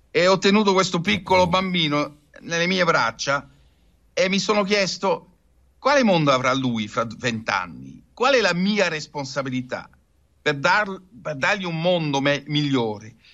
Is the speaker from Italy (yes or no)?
no; Netherlands; Italian is a second language; È un paese che così presso il mare avrà delle difficoltà, lo so da olandese, ma lo vedo anche per l'Italia.